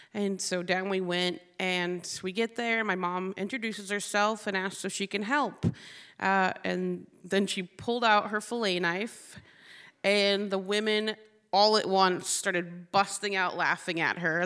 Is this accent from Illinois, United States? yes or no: no; Bristol Bay, Alaska, United States; I grew up in the Bristol Bay, which is the salmon capital of the world.